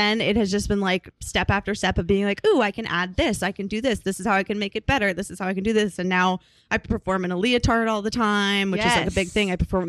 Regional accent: Arlington, Massachusetts, United States; moved away as an adult; now in New York, United States; I was born in Massachusetts. And then I was also raised in Massachusetts.

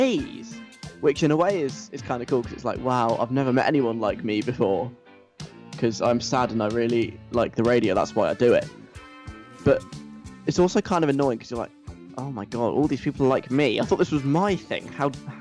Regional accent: London, United Kingdom; accent: southern; also born or lived in north of England; I am from the south of England, in case you can't tell by my very, very strongly southern accent. I'm from London

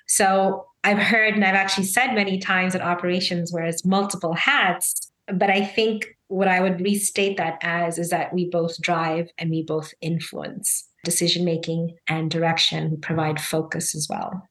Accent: Zambia; also born or lived in Chicago, United States / India (heritage); now in Philadelphia, United States; I'm Indian by heritage, Zambian by birth, and American by choice

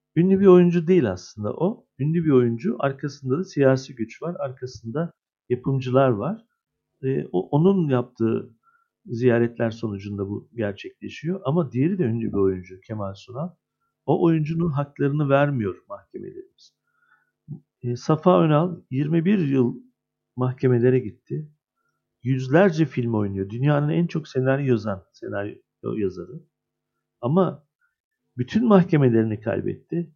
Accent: Adana, Turkey; 52 yaşındayım, Adana doğumluyum.

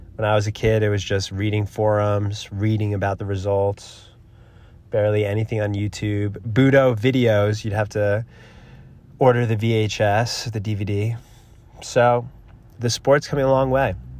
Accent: New Jersey, United States; now in Boulder City, United States; I'm from New Jersey

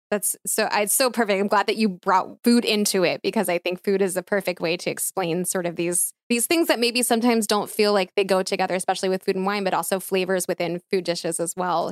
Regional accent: outside of Philadelphia, Pennsylvania, United States; I'm born and raised outside of Philly

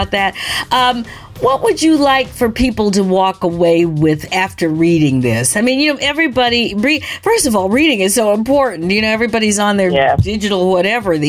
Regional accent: Michigan, United States; also born or lived in Ontario, Canada; I grew up in Michigan, and in Ontario

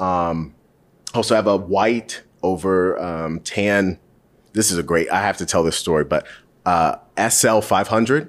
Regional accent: Charlotte, North Carolina, United States; I grew up in Charlotte

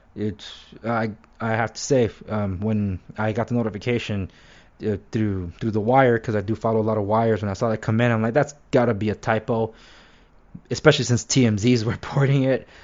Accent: Los Angeles, California, United States; now in Orange County, United States; even though I live in Orange County, I was born and raised in Los Angeles

